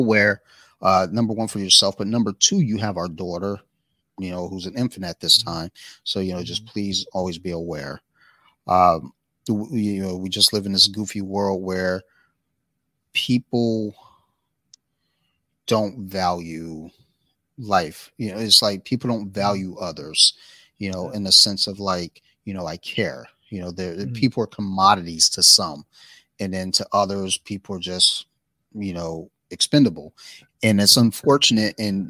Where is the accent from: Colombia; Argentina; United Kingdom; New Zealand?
Colombia; she'd go out, you know, to where we grew up in Colombia